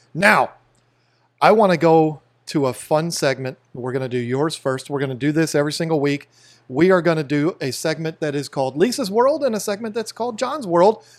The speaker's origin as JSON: {"language": "English", "town": "Fredericksburg", "region": "Virginia", "country": "United States", "tie": "born or raised there", "said": "where we grew up in Fredericksburg, Virginia"}